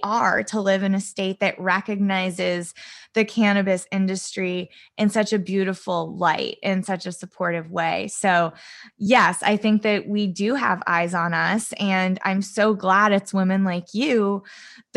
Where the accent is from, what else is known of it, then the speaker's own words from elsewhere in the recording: California, United States; also born or lived in East Coast; I grew up in California. I was born on the East Coast, but I grew up here